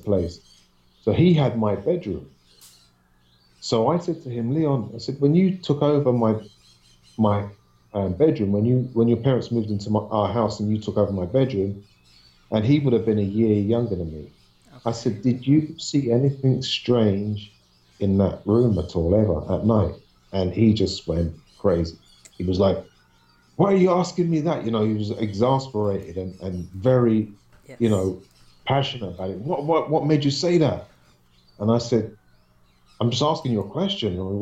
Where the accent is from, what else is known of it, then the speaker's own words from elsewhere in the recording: London, United Kingdom; I used to live in Southwest London up until the age of 5. And then we moved from Southwest London to an apartment in West London